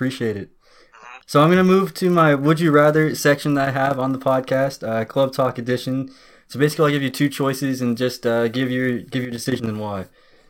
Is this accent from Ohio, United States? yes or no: yes; near Columbus, Ohio, United States; I was born and raised near Columbus